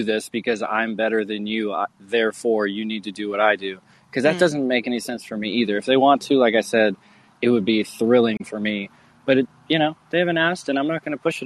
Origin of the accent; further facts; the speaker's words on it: Maine, United States; I grew up in Maine